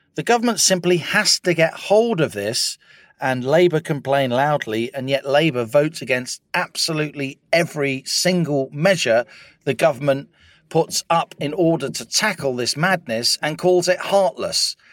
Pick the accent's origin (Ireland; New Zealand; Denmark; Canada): Ireland; moved away; also born or lived in London; as an Irish person during the seventies and eighties